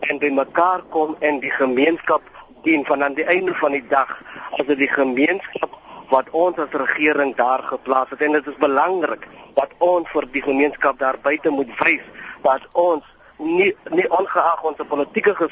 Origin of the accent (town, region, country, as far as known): South Africa